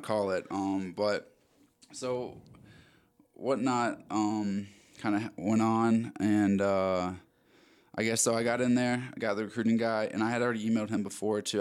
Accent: Maryland, United States; moved away as an adult; also born or lived in Arizona; I'm originally from Maryland. Uh, was born and raised there

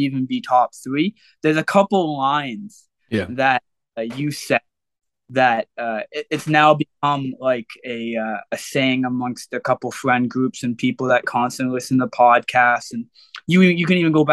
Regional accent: Oshawa, Ontario, Canada; growing up in Oshawa, I moved all around Oshawa

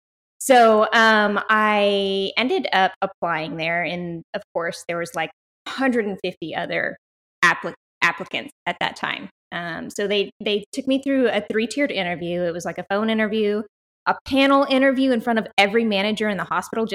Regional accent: South Texas, United States; I am born and raised in South Texas.

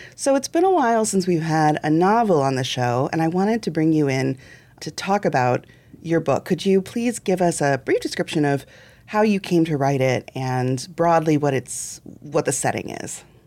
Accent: central Illinois, United States; I was growing up in central Illinois

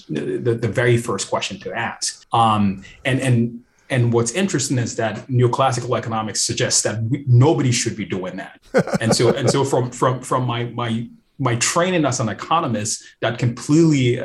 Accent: Ghana; moved away; also born or lived in New York City; here I am from Ghana, where tipping is not something that people

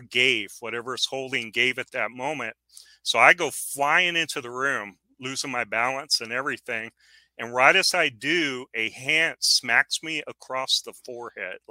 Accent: San Antonio, Texas, United States; moved away as an adult; now in West Texas, United States; I grew up in San Antonio

